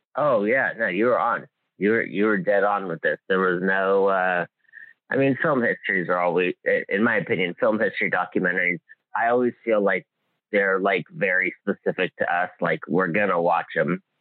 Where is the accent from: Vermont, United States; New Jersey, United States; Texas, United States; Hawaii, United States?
Hawaii, United States; I grew up in Hawaii